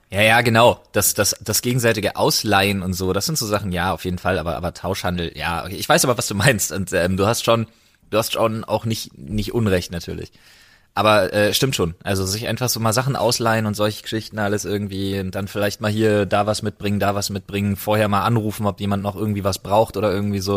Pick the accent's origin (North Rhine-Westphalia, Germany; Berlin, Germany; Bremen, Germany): Berlin, Germany; now in Brandenburg, Germany; ich bin äh, gebürtiger Berliner und geboren im vielleicht nicht ganz so wunderschönen Stadtteil Lichtenberg